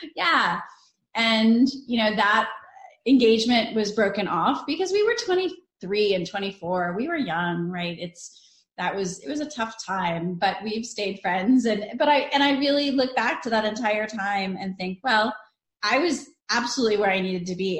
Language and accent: English; northern Italy, Italy; moved away; I'm Italian. We're Northern Italian. I mean, like I was born in Italy, so I never really ate frozen mac and cheese